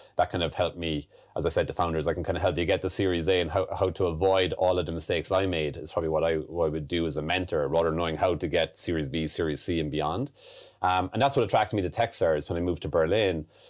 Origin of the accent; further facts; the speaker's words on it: Ireland; moved away as an adult; also born or lived in London, United Kingdom / United States; growing up in Ireland